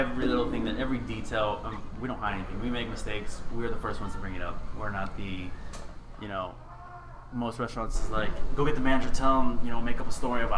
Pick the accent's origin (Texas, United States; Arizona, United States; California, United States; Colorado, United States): Texas, United States; Houston; also born or lived in Chicago, Illinois; born in Chicago, I rep Chicago, but I was raised in Houston